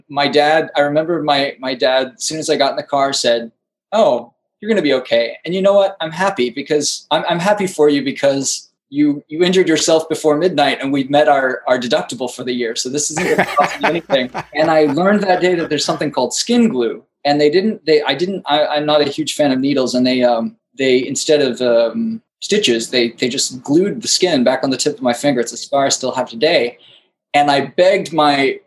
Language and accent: English; Destin, Florida, United States; moved away as an adult; now in New York City, United States; I'm from Destin up in the Panhandle in Florida.